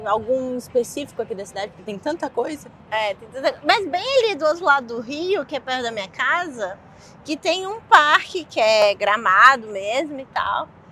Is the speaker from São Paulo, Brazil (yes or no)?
no; Rio de Janeiro, Brazil; moved away as an adult; now in New York, United States; eu sou carioca, então eu sempre fui de cidade turística